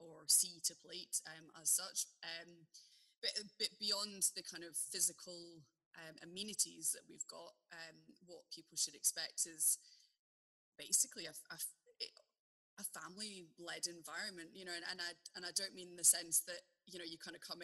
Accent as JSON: {"language": "English", "town": "Glasgow", "region": "Scotland", "country": "United Kingdom", "also_born_or_lived": "Hong Kong", "moved": "yes", "lives_now": "Aberlour, United Kingdom", "said": "We are full-blown city kids, and although we come from Glasgow originally, we lived abroad for a really long time"}